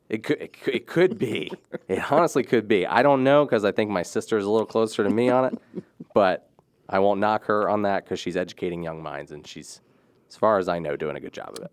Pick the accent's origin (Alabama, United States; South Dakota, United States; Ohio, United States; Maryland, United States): Maryland, United States; Rising Sun; I grew up in Rising Sun